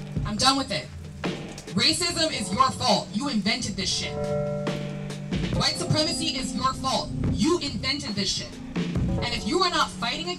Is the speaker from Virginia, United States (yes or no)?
yes; Virginia, United States; moved away as an adult; now in Berlin, Germany; I'm from Virginia